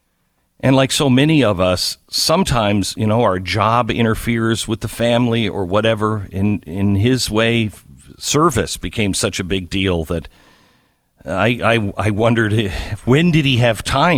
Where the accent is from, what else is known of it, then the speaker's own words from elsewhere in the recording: Texas, United States; oh, I'm from Texas, and they would back away from me